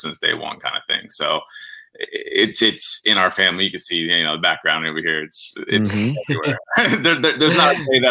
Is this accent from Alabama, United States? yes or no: no; Tampa, Florida, United States; moved away as an adult; now in Jacksonville, United States; Born and raised in Tampa Bay, but moved up here for college in 2001